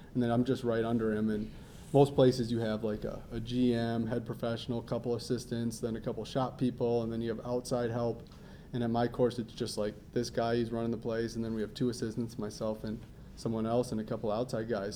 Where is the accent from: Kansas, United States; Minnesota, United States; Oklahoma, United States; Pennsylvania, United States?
Minnesota, United States; Minnetonka; Minnetonka, right down the road here. Um, grew up there